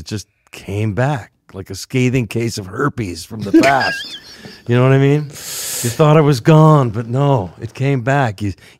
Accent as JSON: {"language": "English", "town": "North Hollywood", "region": "California", "country": "United States", "said": "Dave, we're from North Hollywood, man. We didn't write about …."}